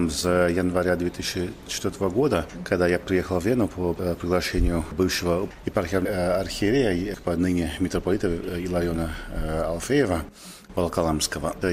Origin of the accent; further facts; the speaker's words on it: California, United States; Russian is a second language; Я из Калифорнии.